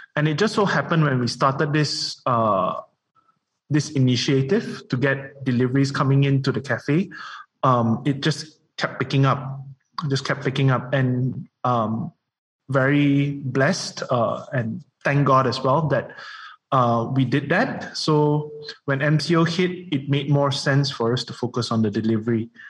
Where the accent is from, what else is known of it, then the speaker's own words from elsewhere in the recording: Kuala Lumpur, Malaysia; being raised in KL